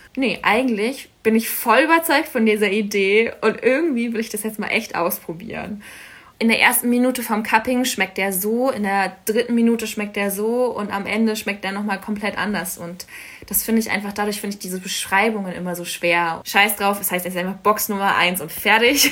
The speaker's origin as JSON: {"language": "German", "region": "Berlin", "country": "Germany", "tie": "born or raised there", "also_born_or_lived": "Stuttgart / Cologne", "moved": "as an adult", "said": "ich komme aus Berlin ursprünglich, bin da aufgewachsen"}